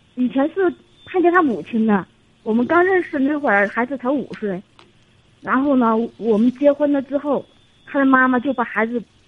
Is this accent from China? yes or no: yes; Sichuan, China; 我是四川的